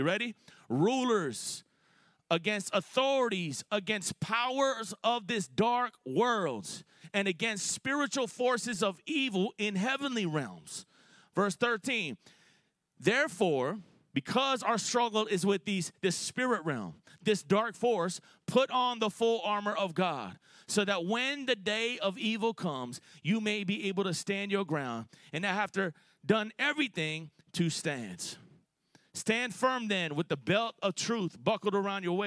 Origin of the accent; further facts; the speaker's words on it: Florida, United States; My wife, you know, we're both from Florida